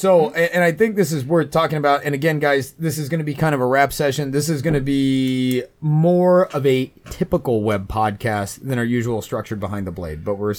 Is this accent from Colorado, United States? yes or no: yes; Colorado, United States; I came from Colorado before moving to the world famous New Sheffield, and it is very cold and dry there during the winter